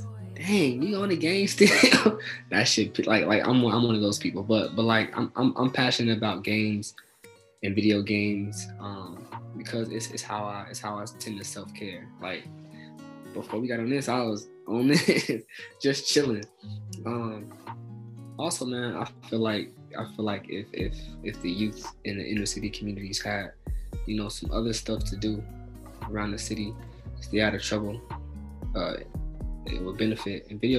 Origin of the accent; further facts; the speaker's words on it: Texas, United States; born there; now in Akron, United States; So I was born in Texas, but I currently reside in Akron, Ohio.